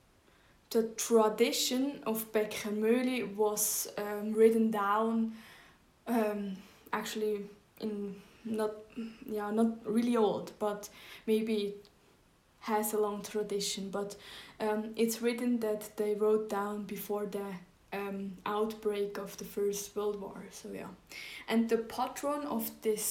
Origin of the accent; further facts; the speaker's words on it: Zug, Switzerland; English is a second language; I didn't grow up in the city Zug, I grew up in the Kanton Zug